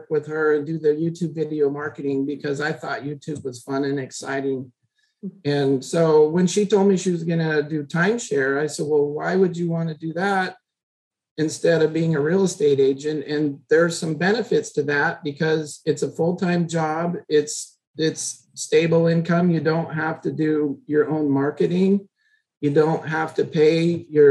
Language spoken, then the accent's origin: English; United States; moved away as an adult; also born or lived in Oregon / Washington; now in Orlando, United States; My wife and I grew up in Oregon in Washington State